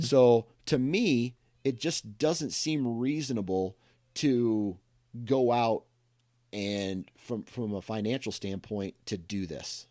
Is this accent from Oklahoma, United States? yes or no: no; Iowa, United States; I was born and raised in Iowa